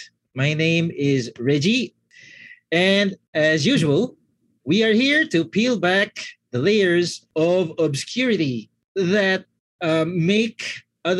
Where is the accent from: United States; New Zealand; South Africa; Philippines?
Philippines; I'm from the Philippines